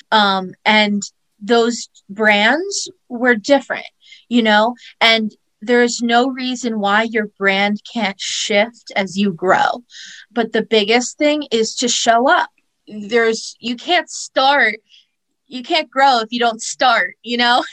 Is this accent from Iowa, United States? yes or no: no; Easton, Pennsylvania, United States; moved away as an adult; now in New York, United States; i grew up in easton pennsylvania